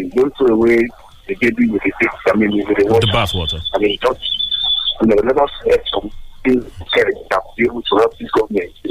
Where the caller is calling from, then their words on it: Abeokuta, Ogun State, Nigeria; I'm calling from the People's Parliament here in Abeokuta.